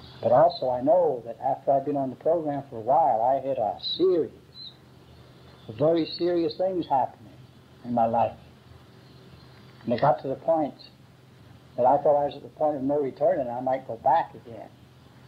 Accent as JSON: {"language": "English", "town": "Philadelphia", "region": "Pennsylvania", "country": "United States", "tie": "born or raised there", "also_born_or_lived": "Great Britain", "said": "if you've ever been in Philadelphia or met a Philadelphia lawyer, that is where the best shysters are. And that was my hometown"}